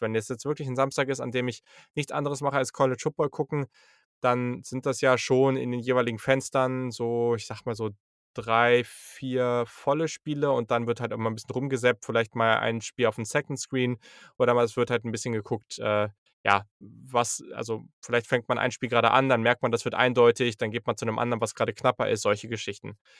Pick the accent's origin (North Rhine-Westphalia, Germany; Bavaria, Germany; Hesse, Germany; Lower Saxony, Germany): Lower Saxony, Germany; Hanover; ich komme halt auch aus Hannover